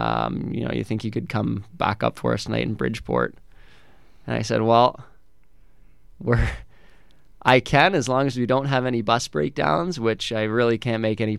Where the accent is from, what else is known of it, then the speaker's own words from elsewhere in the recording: Pickering, Ontario, Canada; also born or lived in Little Britain, Ontario; I'm from just outside of Toronto. I grew up in a town called Pickering, Ontario.